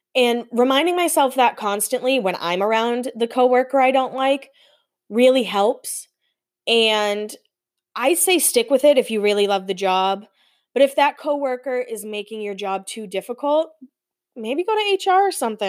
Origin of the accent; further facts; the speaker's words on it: East Coast, United States; growing up on the East Coast